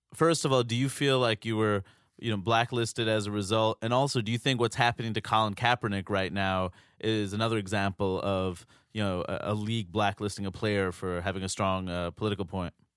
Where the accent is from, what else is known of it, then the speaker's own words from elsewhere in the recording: New York City, New York, United States; I grew up in New York City